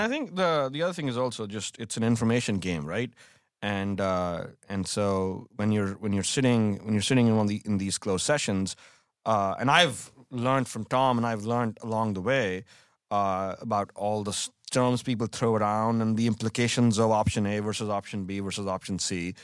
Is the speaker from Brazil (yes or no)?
no; India; moved away as an adult; also born or lived in Delhi, India; now in United States; growing up in India